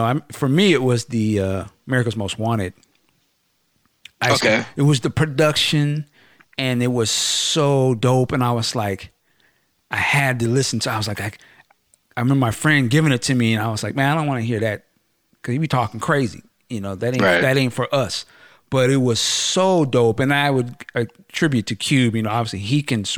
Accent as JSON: {"language": "English", "region": "West Coast", "country": "United States", "said": "I'm from the West Coast"}